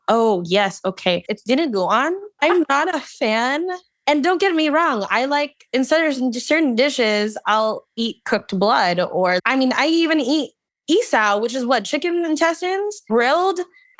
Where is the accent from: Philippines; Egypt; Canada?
Philippines; because I'm Filipino and we're diabetics.